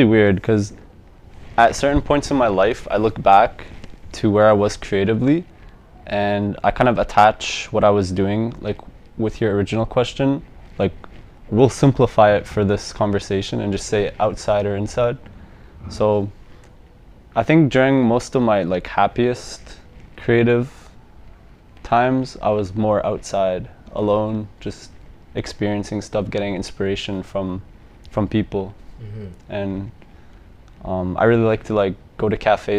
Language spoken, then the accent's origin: English; Edmonton, Alberta, Canada; also born or lived in Lebanon; I was born here. Born and raised? Yeah